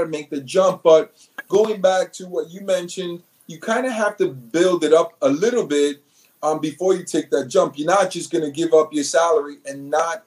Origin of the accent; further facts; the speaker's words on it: New York City, New York, United States; moved away as an adult; now in New Jersey, United States; Born and raised in New York City, Manhattan, single mom, very little bit of money